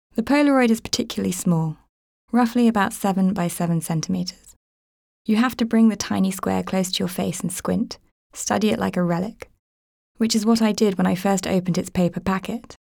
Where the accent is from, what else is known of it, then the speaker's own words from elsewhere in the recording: Woking, South East England, United Kingdom; I grew up in Woking.